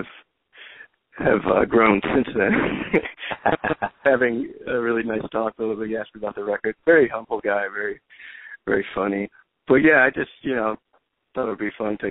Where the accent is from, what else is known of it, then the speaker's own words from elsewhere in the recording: Chicago, Illinois, United States; also born or lived in Berkeley, California / Boston; now in New York, United States; I was raised in Chicago. I was actually born in California in Berkeley. Yeah, I grew up in Chicago